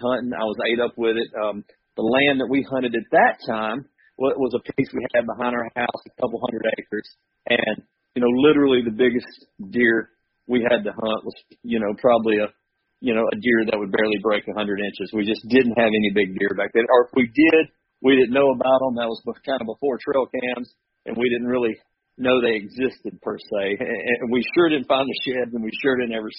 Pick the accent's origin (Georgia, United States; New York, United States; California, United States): Georgia, United States; middle; now in Iowa, United States; grew up in South, grew up in middle Georgia